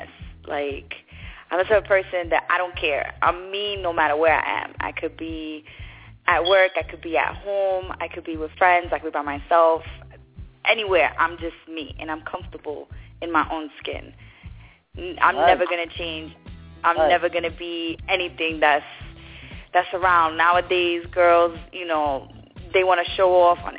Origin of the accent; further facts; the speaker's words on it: New York City, New York, United States; moved away as an adult; also born or lived in Brooklyn; now in Florida, United States; I was born in Brooklyn, raised in Queens.